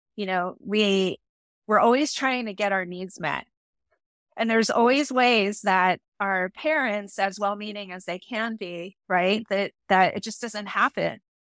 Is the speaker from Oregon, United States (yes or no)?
no; San Francisco, California, United States; I was born and raised in the city of San Francisco